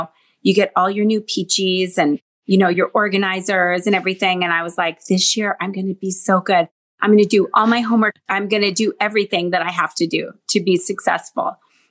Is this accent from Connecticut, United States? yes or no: no; Seattle, Washington, United States; I grew up in Seattle, Washington.